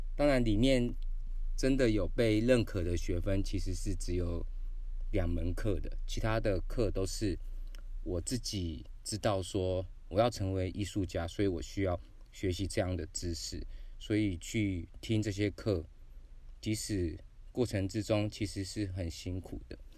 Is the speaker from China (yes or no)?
no; Xuejia, Tainan, Taiwan; 那时候我是住在学甲